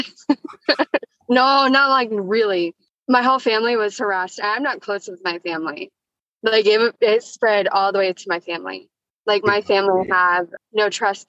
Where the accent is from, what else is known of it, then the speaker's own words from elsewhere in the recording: Houston, Texas, United States; also born or lived in Amarillo, Texas; I was born in Amarillo. I grew up down here, Houston